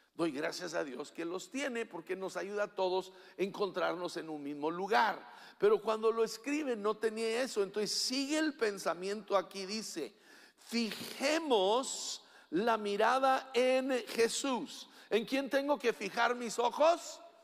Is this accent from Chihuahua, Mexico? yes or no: yes; Chihuahua, Mexico; cuando crecí en la Junta Chihuahua